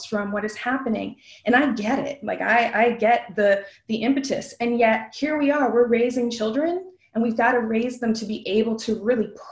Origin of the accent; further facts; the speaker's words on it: Western New York, United States; I'm from Western New York